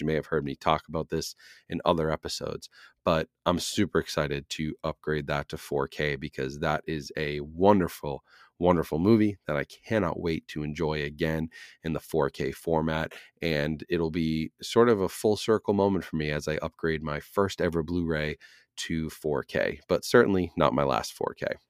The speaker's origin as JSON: {"language": "English", "town": "Boston", "region": "Massachusetts", "country": "United States", "tie": "born or raised there", "moved": "yes", "lives_now": "New Hampshire, United States", "said": "as a Bostonian, a native Bostonian. Now, even though I live in New Hampshire now, I'm from Massachusetts"}